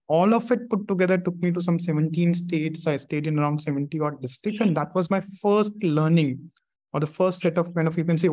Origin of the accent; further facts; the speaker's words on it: Delhi, India; growing up in Delhi